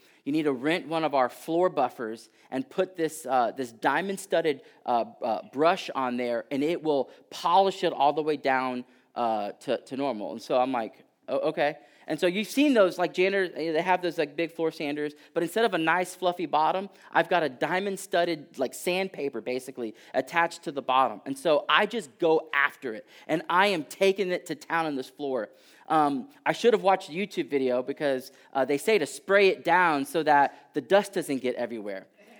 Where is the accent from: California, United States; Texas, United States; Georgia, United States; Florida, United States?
Texas, United States; And so a few years back, I'm originally from Texas.